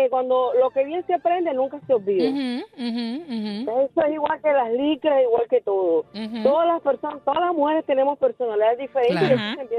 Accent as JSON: {"language": "Spanish", "country": "Nicaragua", "tie": "born there", "moved": "yes", "said": "Yo soy eh, nací en Nicaragua, pero vine bien joven aquí."}